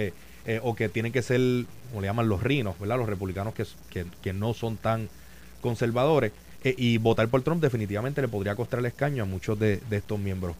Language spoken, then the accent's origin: Spanish; Puerto Rico; como puertorriqueño, como estadista y como PNP